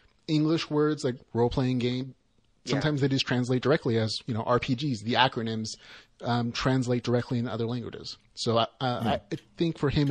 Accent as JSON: {"language": "English", "country": "United States", "said": "we as American gamers and virtuality enthusiasts and fantasy and sci-fi lovers"}